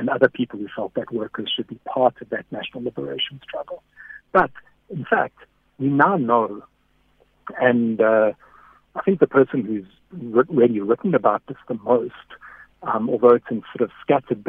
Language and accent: English; Durban, KwaZulu-Natal, South Africa; I grew up in Durban. I mean, I lived there and I grew up politically there.